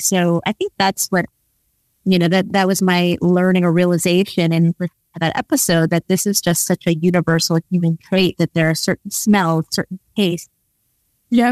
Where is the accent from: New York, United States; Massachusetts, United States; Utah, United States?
New York, United States; moved away as an adult; also born or lived in London, United Kingdom; now in Netherlands; having grown up in the East Village